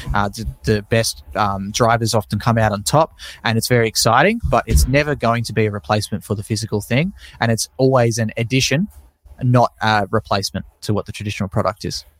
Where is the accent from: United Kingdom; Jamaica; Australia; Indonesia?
Australia; Tasmania; born or raised there